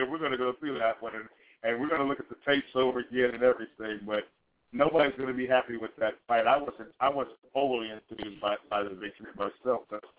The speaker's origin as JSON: {"language": "English", "town": "Chicago", "region": "Illinois", "country": "United States", "tie": "born or raised there", "said": "My hometown sits up here, Chicago."}